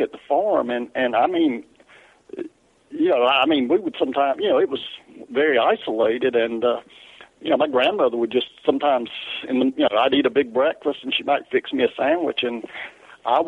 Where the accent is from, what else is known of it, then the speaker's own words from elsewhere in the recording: the South, United States; accent: Southern; because of my accent